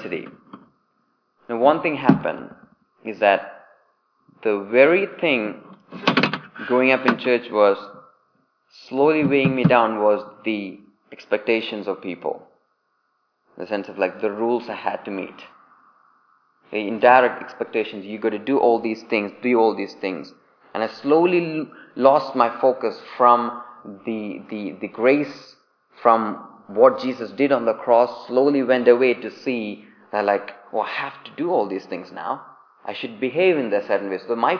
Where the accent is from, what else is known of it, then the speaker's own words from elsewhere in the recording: India; accent: Indian English; moved away as an adult; now in England; I grew up in India